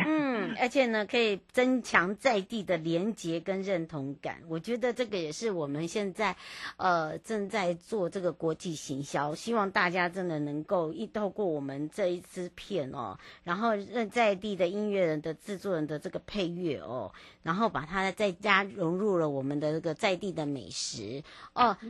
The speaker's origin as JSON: {"language": "Chinese", "area": "Hualien-Taitung", "region": "eastern Taiwan", "country": "Taiwan", "tie": "born or raised there", "said": "回到我的故乡华东了"}